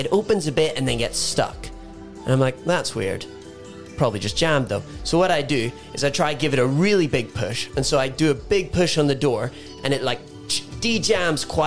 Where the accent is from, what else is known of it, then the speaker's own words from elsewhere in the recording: Ireland; I'm Irish